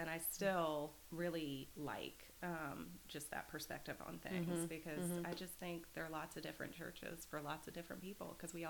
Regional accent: Mount Bethel, Pennsylvania, United States; And then growing up in Mount Bethel, I just felt that was really

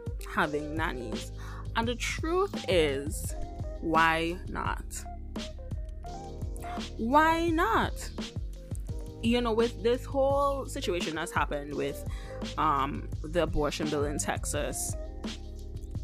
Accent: Antigua & Barbuda; moved away; growing up in the Caribbean

